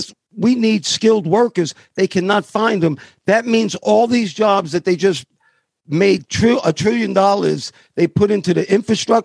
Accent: New York, United States; moved away; you and I come from New York.

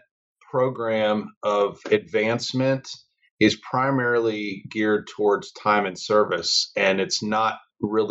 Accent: Chicago, Illinois, United States; moved away as an adult; also born or lived in Colorado Springs, Colorado; I grew up in the Chicago area

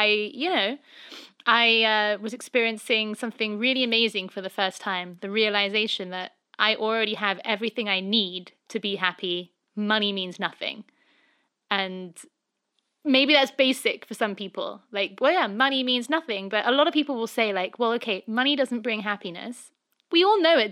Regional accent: England, United Kingdom; moved away as an adult; now in Los Angeles, United States; I'm obviously, being English

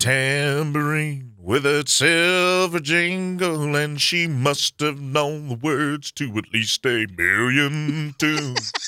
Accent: St. Louis, Missouri, United States; I'm from Saint Louis

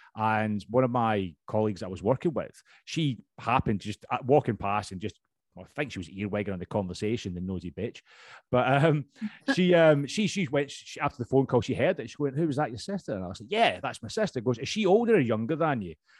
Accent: Scotland, United Kingdom; accent: Scottish; now in London, United Kingdom; i am originally from Scotland, as you can tell. My accent's still pretty strong

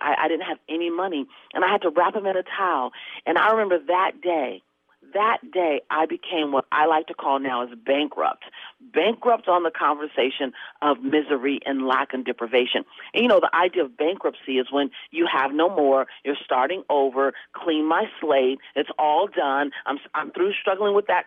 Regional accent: Los Angeles, California, United States; I come from South Central LA. My family was broke all my life

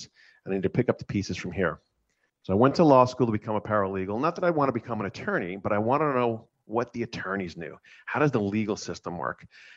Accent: New York, United States; I grew up in New York. I'm first generation Italian here.

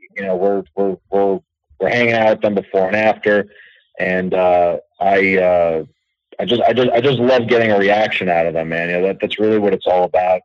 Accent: New York City, New York, United States; born and raised in New York, not a transplant

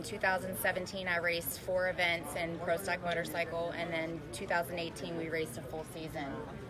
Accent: Southern Maryland, United States; I'm from Southern Maryland.

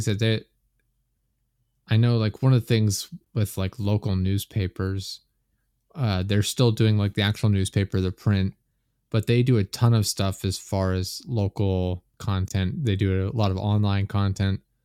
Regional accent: Pennsylvania, United States; I'm from Pennsylvania in the U S

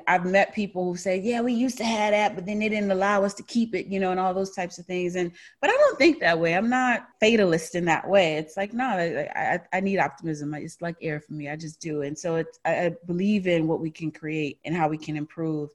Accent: New Orleans, Louisiana, United States; moved away as an adult; also born or lived in New York; now in Austin, United States; I'm from New Orleans, born and raised, first 25 years of my life

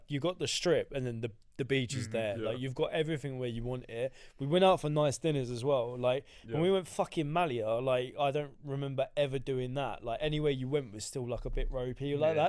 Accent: London, United Kingdom; born there; I'm fucking London born, mate.

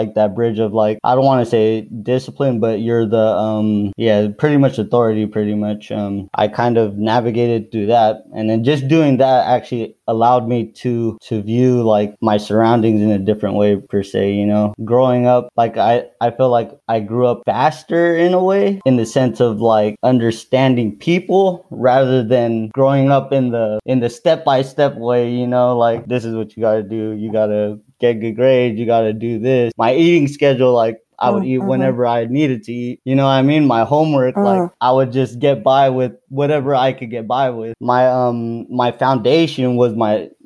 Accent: Daly City, California, United States; also born or lived in Philippines; we moved back to, like, Daly City, San Francisco.

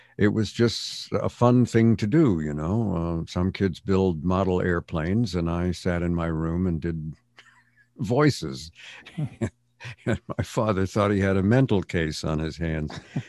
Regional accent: Montreal, Quebec, Canada; also born or lived in England; now in United States; Yeah, well, I was born in England, and but we left when I was two, so I have no conscious memory of England at all. Mm-hmm. And we ended up in Montreal, Canada, where I spent my formative years.

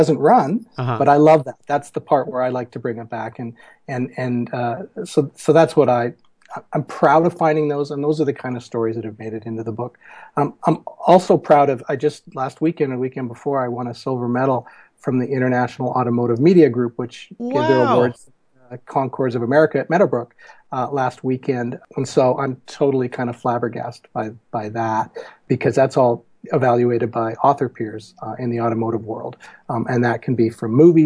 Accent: Victoria, British Columbia, Canada; now in Seattle, United States; I'm from Victoria on Vancouver Island and Canadian, now an American as well, living in the States in Seattle

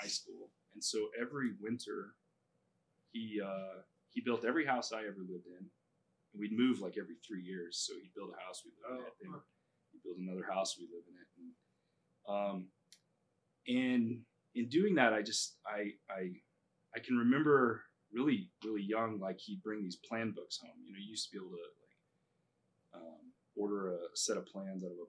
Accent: New Mexico, United States; moved away as an adult; also born or lived in Lubbock, Texas; now in Aspen, United States; I grew up in New Mexico and I grew up on a farm

